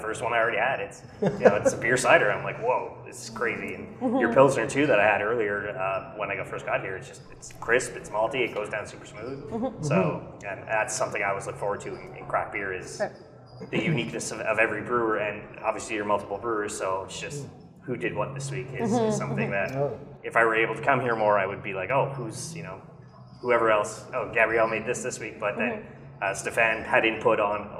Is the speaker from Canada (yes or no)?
yes; Montreal, Quebec, Canada; I'm from Verdun